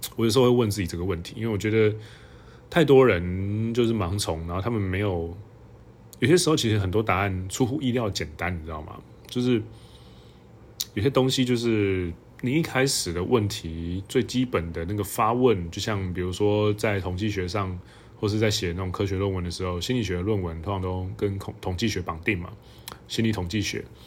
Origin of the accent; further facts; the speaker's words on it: Hualien, Hualien County, Taiwan; 那以前我老家就在那附近